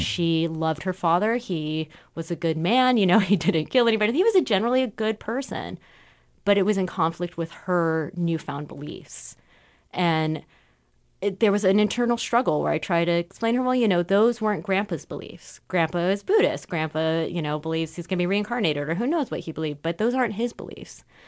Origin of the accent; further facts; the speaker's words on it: Southern California, United States; now in Portland, United States; I grew up in Southern California, where you have these very large groups